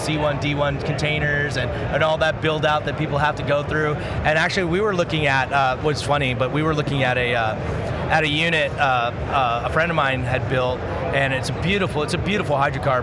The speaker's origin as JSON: {"language": "English", "town": "Castle Rock", "region": "Colorado", "country": "United States", "tie": "born or raised there", "moved": "yes", "lives_now": "Las Vegas, United States", "said": "I grew up in Castle Rock"}